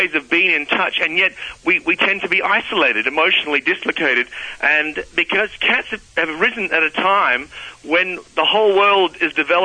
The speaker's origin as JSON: {"language": "English", "country": "Australia", "said": "I'm an Aussie"}